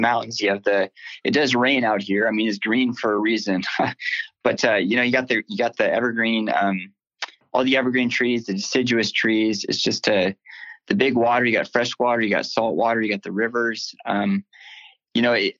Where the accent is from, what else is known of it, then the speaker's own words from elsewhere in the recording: Seattle, Washington, United States; I'm out of Seattle, Washington. I'm born and raised to live here